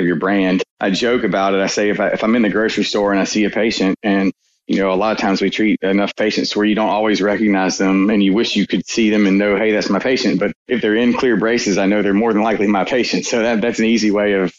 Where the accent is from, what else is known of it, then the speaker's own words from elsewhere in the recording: Fairhope, Alabama, United States; Fairhope, which is my hometown